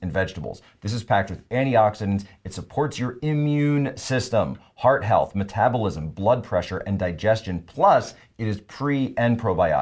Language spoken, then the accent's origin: English; Pennsylvania, United States; moved away; I'm from Pennsylvania originally